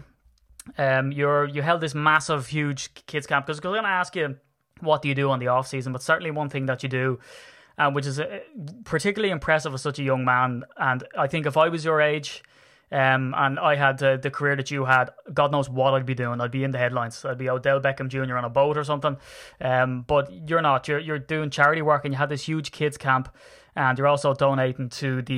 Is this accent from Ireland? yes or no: yes; Ireland; I tend to talk very fast, being an Irishman